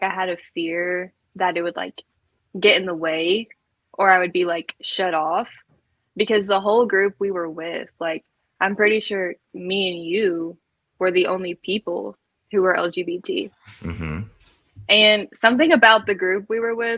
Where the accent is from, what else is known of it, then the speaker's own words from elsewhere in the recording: Kentucky, United States; I'm from Kentucky and it is small and it is just grass and horses.